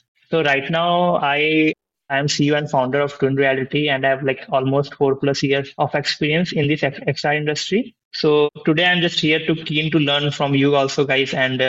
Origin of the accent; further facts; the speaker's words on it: India; I was born in India and lived in multiple cities here.